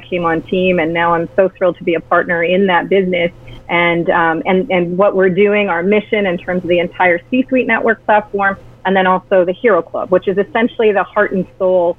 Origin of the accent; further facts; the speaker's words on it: Canada; as a Canadian